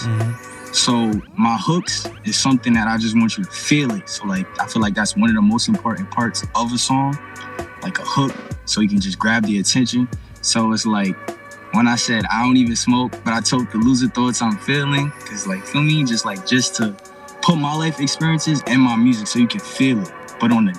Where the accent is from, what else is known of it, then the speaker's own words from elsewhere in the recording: New York, United States; I'm from New York